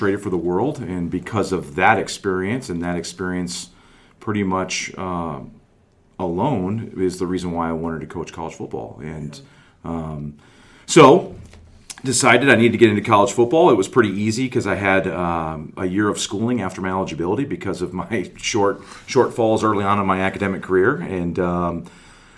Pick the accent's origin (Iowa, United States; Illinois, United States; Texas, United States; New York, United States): Illinois, United States; Chicagoland area; moved away as an adult; also born or lived in Cincinnati, Ohio; originally from Chicagoland area, from the northwest suburbs